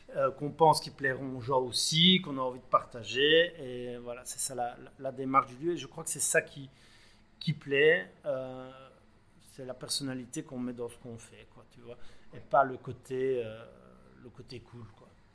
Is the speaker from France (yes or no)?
no; Belgium; chez nous en Belgique